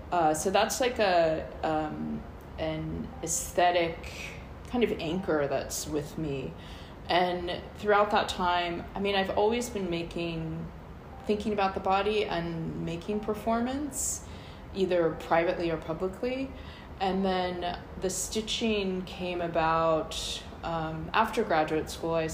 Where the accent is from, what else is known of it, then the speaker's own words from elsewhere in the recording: St. Louis, Missouri, United States; also born or lived in Baltimore / Colorado; I grew up in the U.S. I was born in St. Louis, Missouri. I grew up with my mother there, and um, we also lived in Baltimore and Colorado.